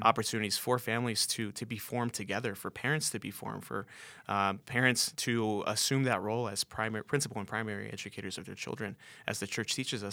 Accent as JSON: {"language": "English", "town": "Oxnard", "region": "California", "country": "United States", "also_born_or_lived": "Mexico (parents)", "moved": "as an adult", "lives_now": "Denver, United States", "said": "I'm originally from Oxnard, California, uh, ended up in Denver eleven years ago"}